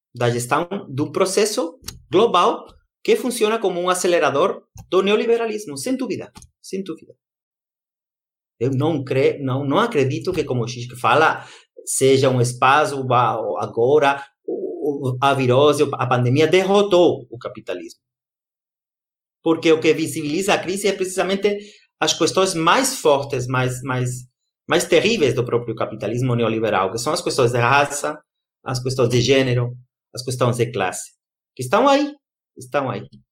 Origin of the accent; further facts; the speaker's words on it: Brazil; moved away; lá no Brasil, na minha da minha terra querida brasileira